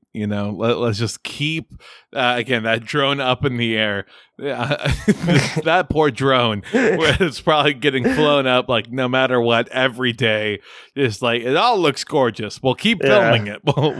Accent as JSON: {"language": "English", "region": "Kansas", "country": "United States", "said": "I'm from Kansas. I loved it so much over there."}